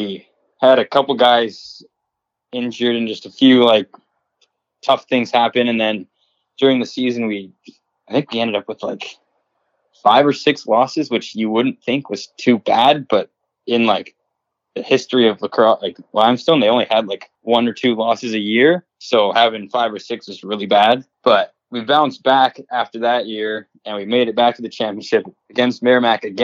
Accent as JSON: {"language": "English", "country": "Canada", "also_born_or_lived": "South Carolina", "accent": "Canadian", "moved": "as an adult", "said": "my Canadian accent"}